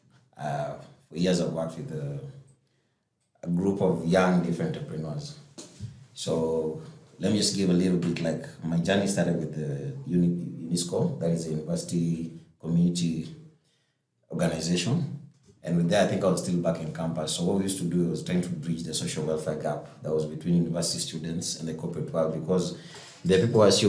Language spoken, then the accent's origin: English; Kenya; I'm a Kenyan. Most times people confuse me from coming from West Africa